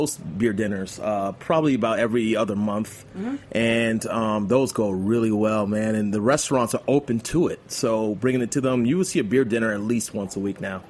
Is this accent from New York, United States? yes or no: yes; New York, United States; now in Atlanta, United States; I'm a Yankees fan. I mean, I was born in New York